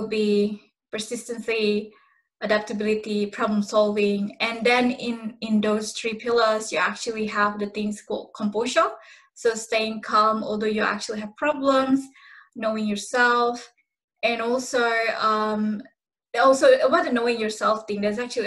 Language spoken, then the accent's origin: English; Indonesia; now in Australia; I come from Indonesia